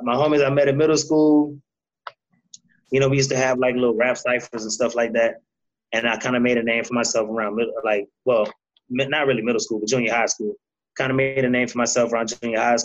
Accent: New Orleans, Louisiana, United States; growing up in New Orleans

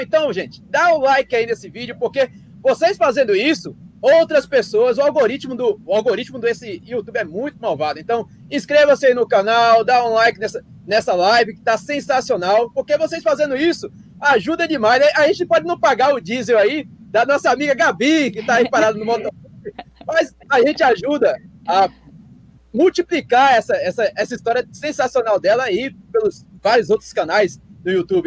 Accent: Pernambuco, Brazil; a cabeça da gente aqui no Nordeste se considera bonito Pernambuco

